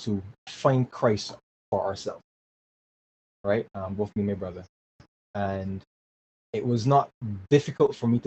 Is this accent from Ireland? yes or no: no; Barbados; growing up in Barbados was pretty awesome